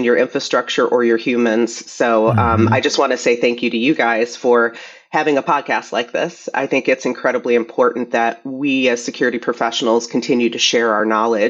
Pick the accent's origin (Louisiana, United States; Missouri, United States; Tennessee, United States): Missouri, United States; St. Louis; I'm originally from St. Louis, Missouri.